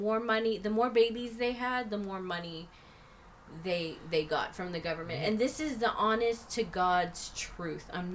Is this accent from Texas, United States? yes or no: yes; Texas, United States; I'm a Texan. I'm an American